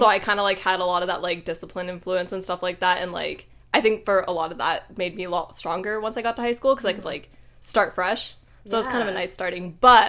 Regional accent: Surrey, British Columbia, Canada; accent: Canadian; I actually grew up, like, in Surrey, BC, all my whole life.

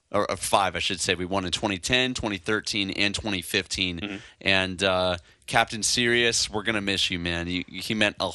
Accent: Chicago, Illinois, United States; This is important for me as a Blackhawks guy. I'm from Chicago.

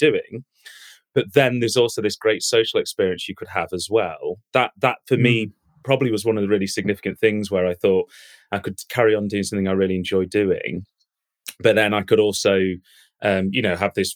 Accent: United Kingdom; moved away as an adult; I was in my hometown this morning giving a talk to a local college. So I stayed at my mum's house last night and then walked to my local college where I did my A-levels

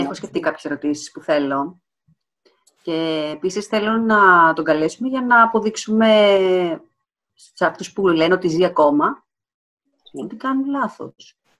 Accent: Alexandroupoli, Eastern Macedonia and Thrace, Greece; Είμαι από Αλεξανδρούπολη

